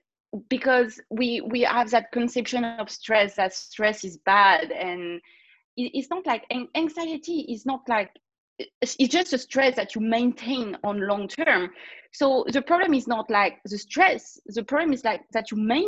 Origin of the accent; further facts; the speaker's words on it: France; accent: French; English is a second language; I'm a French girl, obviously, like everybody gonna hear my accent in a second